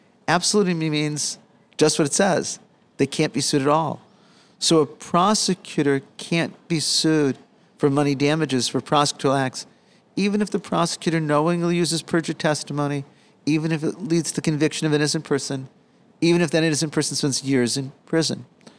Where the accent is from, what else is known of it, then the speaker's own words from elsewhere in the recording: Chicago, Illinois, United States; I grew up in Chicago. I grew up in a working class family.